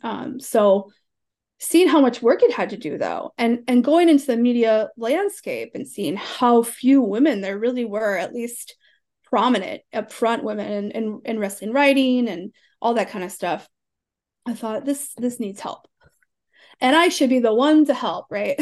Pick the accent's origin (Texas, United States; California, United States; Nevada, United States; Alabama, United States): Alabama, United States; 'Cause it, it's all that we do down there